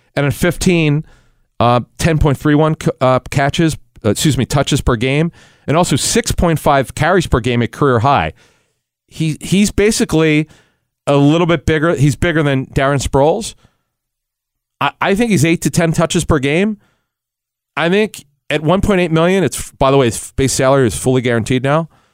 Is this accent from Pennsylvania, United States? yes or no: yes; Philadelphia, Pennsylvania, United States; growing up in Philly, in the Cheltenham area